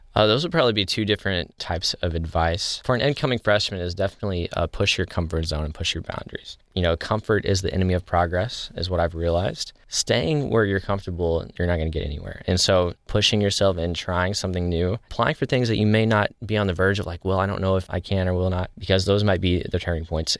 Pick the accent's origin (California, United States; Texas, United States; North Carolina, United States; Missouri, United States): Missouri, United States; Cape Girardeau; I'm from Cape Girardeau.